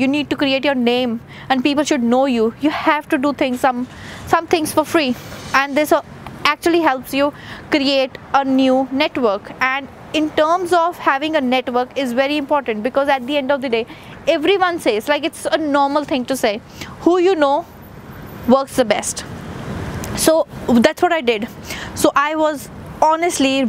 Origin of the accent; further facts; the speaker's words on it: India; moved away as an adult; I am an Indian, came to a new country